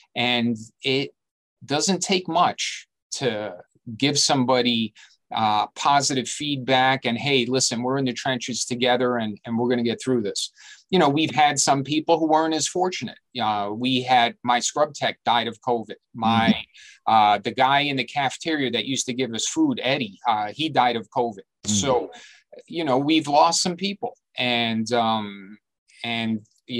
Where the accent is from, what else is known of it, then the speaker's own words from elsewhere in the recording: New York City, New York, United States; I was born and raised here. I've been here my whole life.